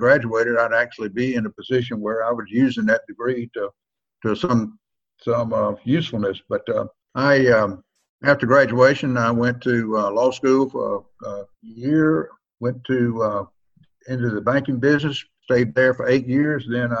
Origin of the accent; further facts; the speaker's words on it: Andalusia, Alabama, United States; also born or lived in Mobile, Alabama / Sewanee, Tennessee; my parents were from Mobile, Alabama. We grew up in Mobile. I grew up in Mobile for first 5 years and moved up to a small town called Andalusia and lived up there for 20 years.